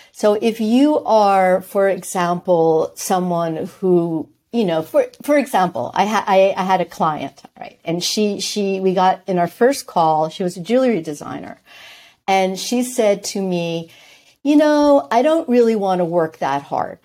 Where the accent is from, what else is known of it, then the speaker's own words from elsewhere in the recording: New York, United States; moved away as an adult; also born or lived in Switzerland; I'm from New York.